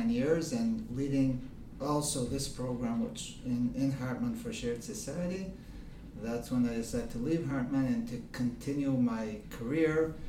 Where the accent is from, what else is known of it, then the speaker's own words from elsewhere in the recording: Rishon LeZion, Central District, Israel; also born or lived in Detroit, Michigan, United States / Modiin, Israel; I actually was born in the States, Detroit, Michigan, but I came to Israel very young, 3 years old. And actually, I grew up in Rishon LeZion.